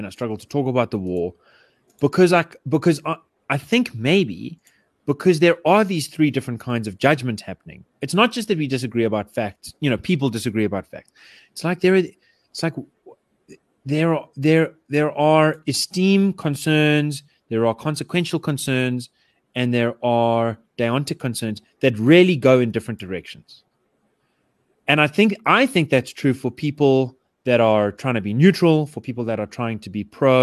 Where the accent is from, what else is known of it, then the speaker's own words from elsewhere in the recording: South Africa; I grew up in Yeovil